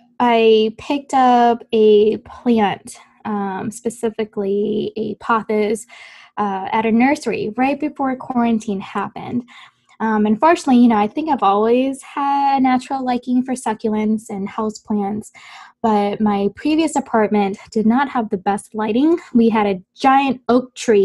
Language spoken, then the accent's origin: English; Kenosha, Wisconsin, United States; now in Florida, United States; I spent 2 years of high school actually in the Midwest. I grew up in Kenosha, Wisconsin.